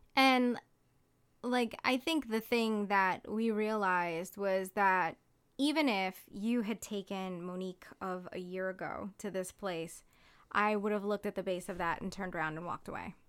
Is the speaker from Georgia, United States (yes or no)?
no; Hawaii, United States; now in Ithaca, United States; I grew up in Hawaii